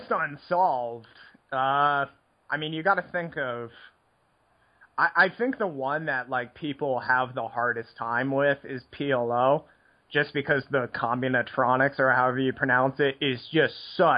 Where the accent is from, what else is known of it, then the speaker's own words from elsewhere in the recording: United States; growing up in the States playing poker was pretty boring because everything was limit when I was a kid